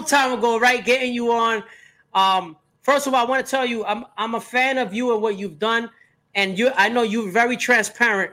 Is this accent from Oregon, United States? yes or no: no; New York City, New York, United States; also born or lived in Queens; I grew up in Brooklyn